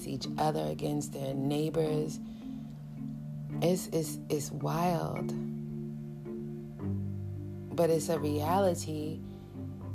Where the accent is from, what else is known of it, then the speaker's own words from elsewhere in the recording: New York City, New York, United States; I grew up in New York City, and I was very young